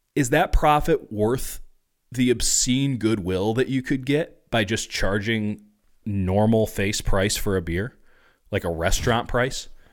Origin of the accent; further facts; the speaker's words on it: Chicago, Illinois, United States; moved away; growing up in Chicago, you know, raised in Catholic school